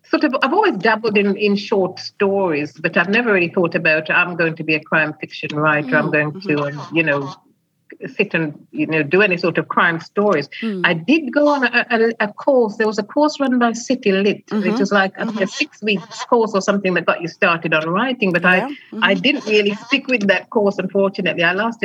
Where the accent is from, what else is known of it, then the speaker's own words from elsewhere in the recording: Clarendon, Jamaica; moved away as an adult; also born or lived in West Midlands; now in England; I was born in the West Midlands, and I first went to Jamaica with my parents just before my 12th birthday. We lived in Clarendon, and I spent my entire teens on the island and returned to England 10 years later.